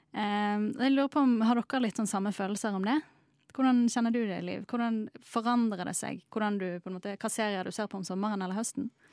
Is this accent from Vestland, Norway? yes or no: yes; Bergen, Vestland, Norway; som bergenser